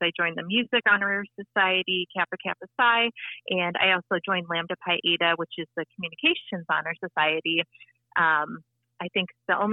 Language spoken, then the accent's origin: English; Appleton, Wisconsin, United States; moved away as an adult; also born or lived in Quincy, Illinois; now in Lincoln, United States; I'm originally from Appleton, Wisconsin